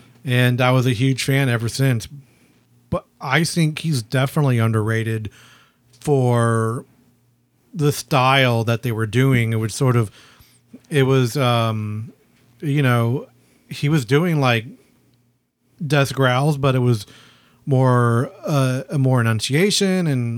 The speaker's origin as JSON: {"language": "English", "town": "Houston", "region": "Texas", "country": "United States", "said": "we're from Houston"}